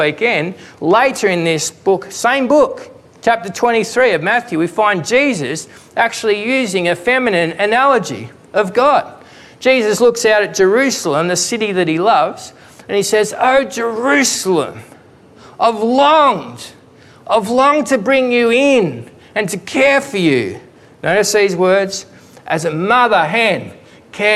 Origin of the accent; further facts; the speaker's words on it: Victoria, Australia; I grew up in Victoria